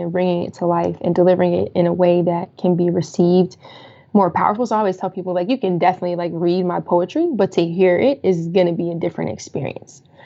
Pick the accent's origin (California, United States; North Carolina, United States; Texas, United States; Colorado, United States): Colorado, United States; Colorado Springs; moved away as an adult; also born or lived in Washington DC / Maryland / Virginia area; now in DC, Maryland, Virginia area, United States; I'm originally from Colorado. Um, so that was in Colorado Springs, uh, where I'm from